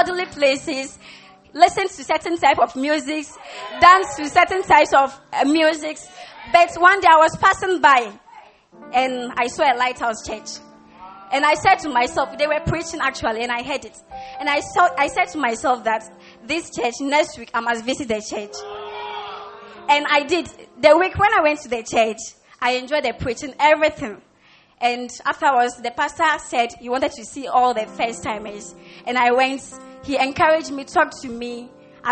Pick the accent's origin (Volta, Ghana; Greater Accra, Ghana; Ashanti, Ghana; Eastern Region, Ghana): Volta, Ghana; Hohoe; And I come from the Volta region, Hohoe.